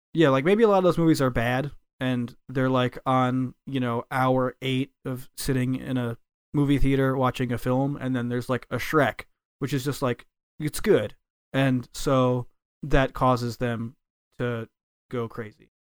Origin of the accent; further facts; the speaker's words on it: United States; moved away as an adult; now in Japan; as an American is that I moved to Japan. I learned a Japanese, and I've lived here for ten years